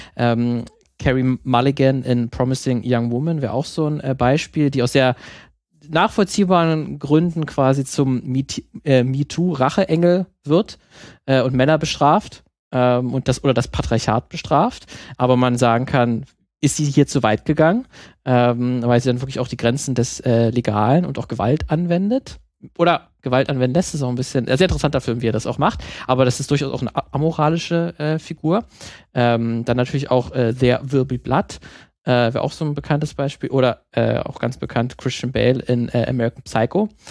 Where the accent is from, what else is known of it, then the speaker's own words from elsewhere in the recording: Germany; bei uns in Deutschland